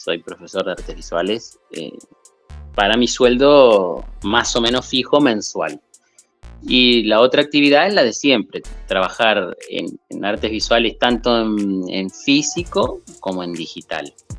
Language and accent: Spanish; Berazategui, Buenos Aires Province, Argentina; Yo empiezo a estudiar a los nueve años en una academia de dibujo que estaba muy cerca de donde yo nací. Esto es en el sur de Buenos Aires, en Verazategui. Sería Buenos Aires provincia, ¿no? No, no la capital